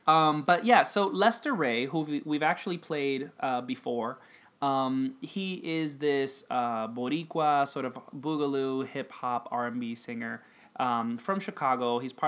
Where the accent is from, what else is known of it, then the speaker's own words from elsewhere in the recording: Dominican Republic; But I grew up in the Dominican Republic, and so, like, I grew up with a very different perspective